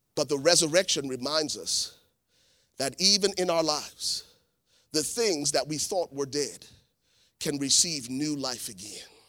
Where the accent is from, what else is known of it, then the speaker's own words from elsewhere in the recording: Liberia; moved away; I am originally from Liberia, West Africa